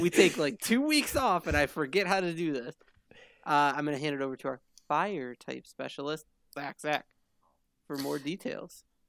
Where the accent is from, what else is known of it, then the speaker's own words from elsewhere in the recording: Michigan, United States; we're all from Michigan